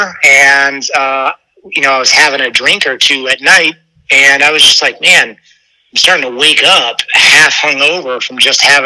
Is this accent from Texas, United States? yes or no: no; Ohio, United States; moved away as an adult; now in Florida, United States; I'm from Ohio